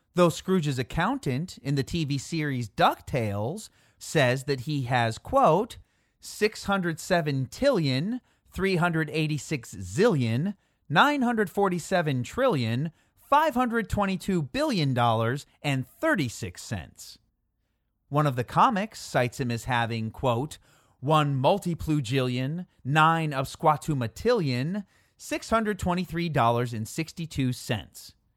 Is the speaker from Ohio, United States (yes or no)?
no; Chicago, Illinois, United States; I am from Chicago